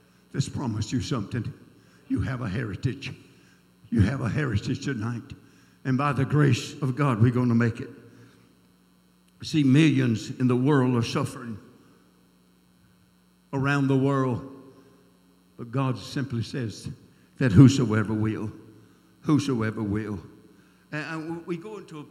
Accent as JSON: {"language": "English", "region": "South Georgia", "country": "United States", "tie": "born or raised there"}